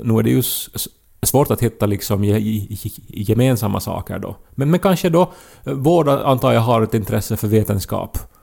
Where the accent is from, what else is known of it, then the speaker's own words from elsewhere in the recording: Pedersöre, Ostrobothnia, Finland; när vi växte upp i Pedersöre